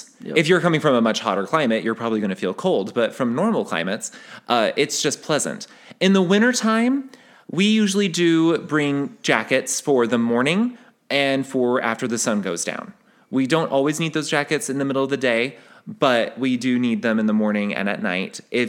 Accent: Utah, United States; also born or lived in Kansas; We're from Utah. It is a humid day when it's over 30% humidity.

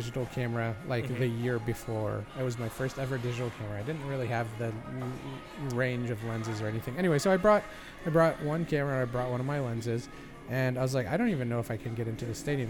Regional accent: Egypt; moved away; Growing up in Egypt, just in case you didn't know that. I did grow up in Egypt.

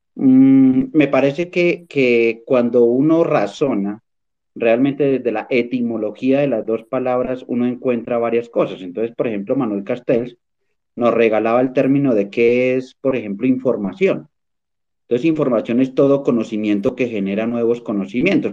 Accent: Colombia; also born or lived in Boyacá; yo soy colombiano

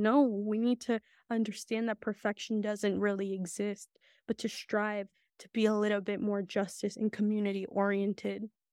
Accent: Santa Catarina Yosonotu, Oaxaca, Mexico; now in United States; I was born in Oaxaca. My parent, my family is That's still in Oaxaca.

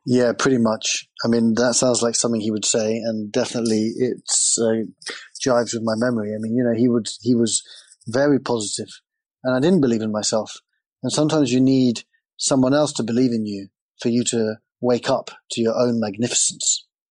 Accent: England, United Kingdom; And I grew up in England, and England is a very big soccer country.

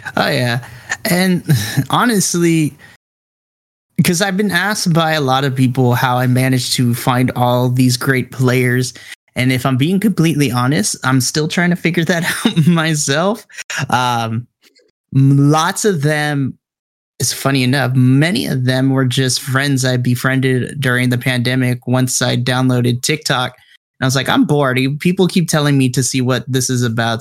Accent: Southern California, United States; I grew up in Southern California

